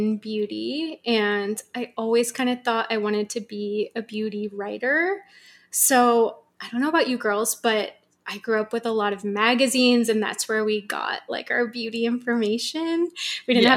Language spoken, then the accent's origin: English; San Francisco, California, United States; also born or lived in New York / Australia / Los Angeles; So I was born in San Francisco, and I've lived in different places. I've lived in New York and Australia and LA, wow. but now I'm back home in Northern California